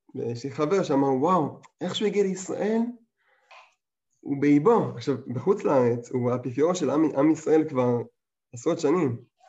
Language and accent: Hebrew; England, United Kingdom; moved away; אני גדלתי באנגליה